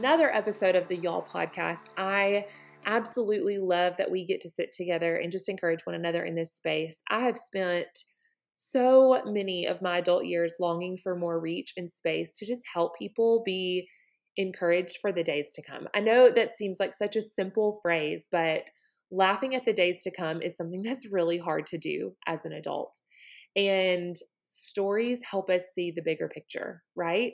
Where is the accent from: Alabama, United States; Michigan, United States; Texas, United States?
Alabama, United States; Montgomery; grew up in Montgomery, Alabama, which is the cradle of the Confederacy